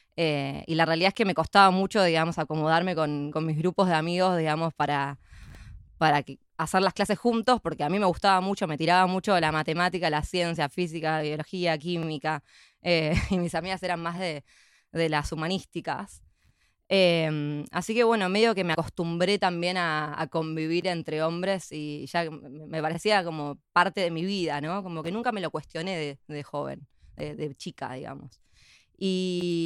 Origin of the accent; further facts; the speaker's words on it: San Isidro, Buenos Aires Province, Argentina; also born or lived in Palermo, Buenos Aires; nací en Argentina, en, Buenos Aires. Eh, soy de, San Isidro